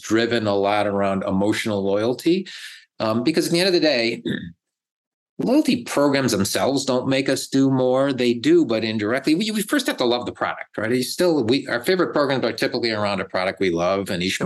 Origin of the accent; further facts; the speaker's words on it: Buffalo, New York, United States; now in Dallas, United States; I grew up in Buffalo, New York, eating chicken wings, and now I'm here in Texas eating barbecues